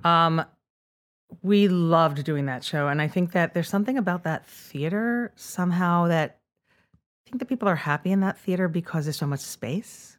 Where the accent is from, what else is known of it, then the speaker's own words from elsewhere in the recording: Rockland County, New York, United States; I grew up in Rockland County